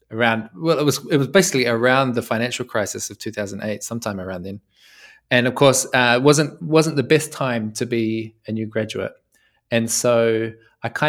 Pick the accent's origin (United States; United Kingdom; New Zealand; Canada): New Zealand; now in Italy; I'm from New Zealand, right? So that's the first thing. That's that's why my English is a little bit unfamiliar. Um, but I live in Italy now.